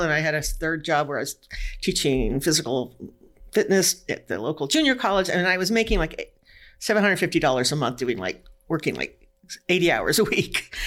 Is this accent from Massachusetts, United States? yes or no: no; California, United States; moved away as an adult; now in Washington, United States; I lived in California all my life went to college, you know, and then I got married, and then we moved to Washington in 1975.